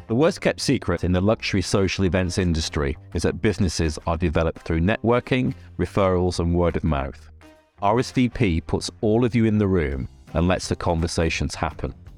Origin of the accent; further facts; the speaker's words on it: Lancashire, North West England, United Kingdom; I'm also from Lancashire